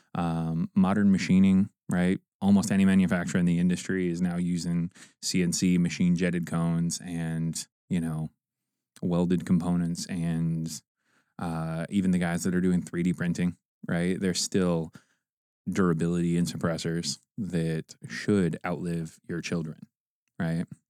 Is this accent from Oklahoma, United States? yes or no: no; Fort Wayne, Indiana, United States; also born or lived in Auburn, Indiana; I grew up in Auburn and Fort Wayne, Indiana